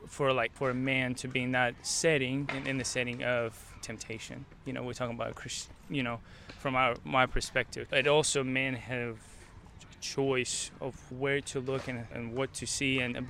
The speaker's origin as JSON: {"language": "English", "country": "Ukraine", "tie": "born or raised there", "moved": "yes", "said": "I'm from Ukraine."}